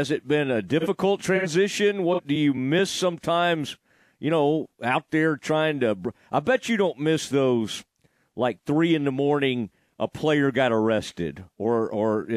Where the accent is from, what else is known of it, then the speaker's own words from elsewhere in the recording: Kaufman, Texas, United States; where I grew up in Kaufman